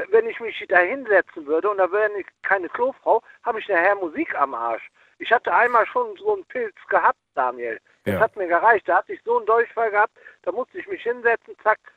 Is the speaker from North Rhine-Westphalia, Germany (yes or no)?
yes; Cologne, North Rhine-Westphalia, Germany; ich komme aus Köln und da gibt es hier Schäfers Nas und der lange Tünn, mit dem ich Kontakt habe, immer noch.